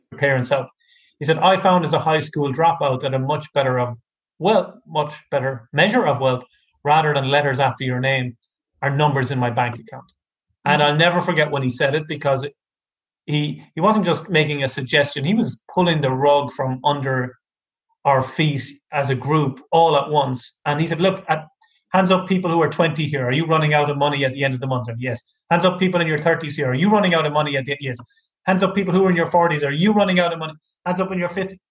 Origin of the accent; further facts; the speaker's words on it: Ireland; I'm from Ireland.